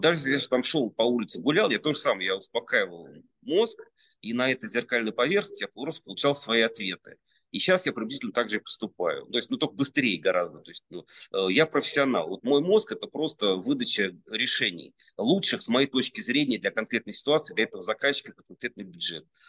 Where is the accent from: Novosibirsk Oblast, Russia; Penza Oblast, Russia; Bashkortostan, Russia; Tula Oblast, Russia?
Penza Oblast, Russia; Serdobsk; now in Moscow, Russia; я родился в Сердобске